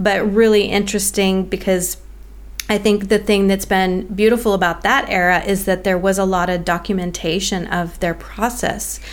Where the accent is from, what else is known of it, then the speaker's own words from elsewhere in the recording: United States; now in Australia; as an American living in Australia